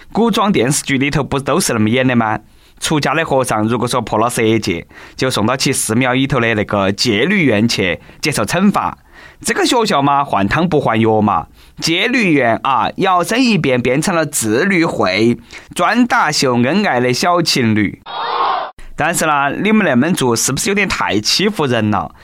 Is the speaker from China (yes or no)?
yes; China; accent: Sichuanese; 我们中国人的收入很高